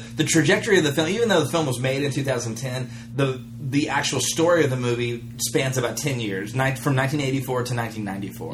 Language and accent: English; United States; as an American